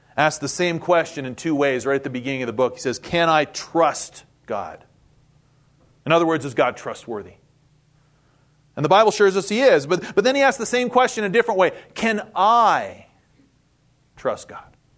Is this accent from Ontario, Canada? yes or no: no; Winnipeg, Manitoba, Canada; moved away as an adult; also born or lived in Saskatchewan; now in United States; I was born and raised in Winnipeg, Manitoba, Canada. So yes, I'm a Canuck